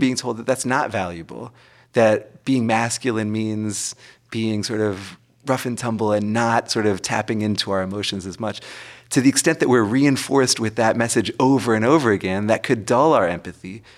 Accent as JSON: {"language": "English", "region": "Massachusetts", "country": "United States", "tie": "born or raised there", "moved": "yes", "said": "my home state of Massachusetts"}